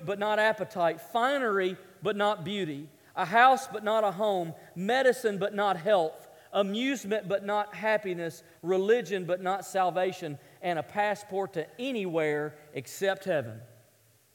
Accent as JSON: {"language": "English", "region": "the South", "country": "United States", "tie": "born or raised there", "said": "I grew up in the South"}